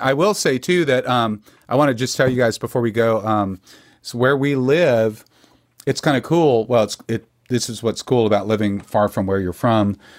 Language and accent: English; Texas, United States; being a Texan